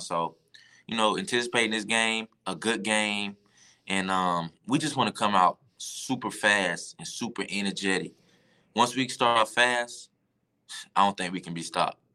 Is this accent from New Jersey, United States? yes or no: no; Georgia, United States; I'm from Georgia